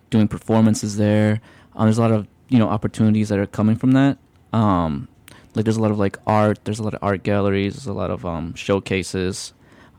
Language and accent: English; Mexico; now in Chicago, United States; I come from Mexico